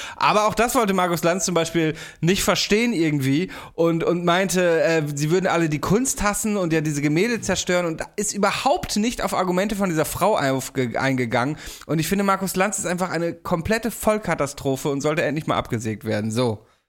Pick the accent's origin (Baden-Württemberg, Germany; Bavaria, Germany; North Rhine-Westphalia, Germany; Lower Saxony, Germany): Lower Saxony, Germany; Steinfeld; meinem Nachbarort, in meiner Heimat in Steinfeld